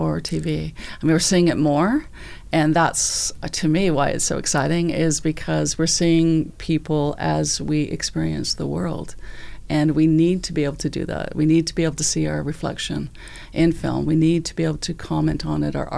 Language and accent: English; Vancouver, British Columbia, Canada; we grew up in the city